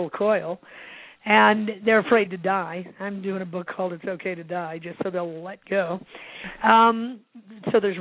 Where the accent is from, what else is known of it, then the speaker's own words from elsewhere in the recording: Illinois, United States; also born or lived in Santa Barbara; now in Santa Fe, United States; I grew up in the Midwest, and in Illinois